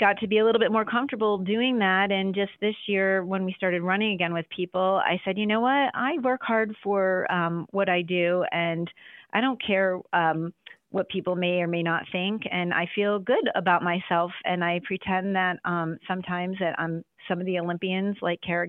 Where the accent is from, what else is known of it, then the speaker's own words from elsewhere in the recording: Buffalo, New York, United States; also born or lived in DMV (Washington, D.C. area); now in Washington, D.C. area, United States; I am originally from Buffalo, New York